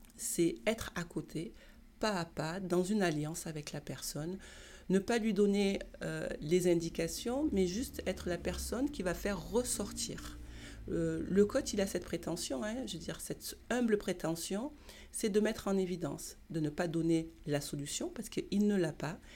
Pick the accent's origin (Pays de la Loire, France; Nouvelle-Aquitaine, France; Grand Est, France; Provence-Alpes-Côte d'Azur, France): Provence-Alpes-Côte d'Azur, France; Marseille; Je suis née à Marseille, j'ai grandi à Marseille